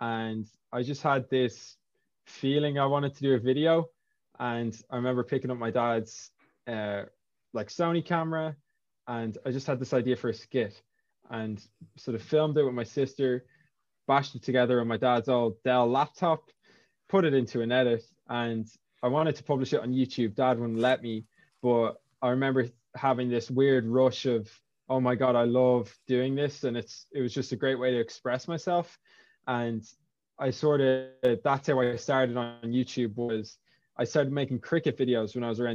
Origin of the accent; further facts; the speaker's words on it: Lusk, Leinster, Ireland; I'm from Lusk originally. So UCD was years and years away from where I grew up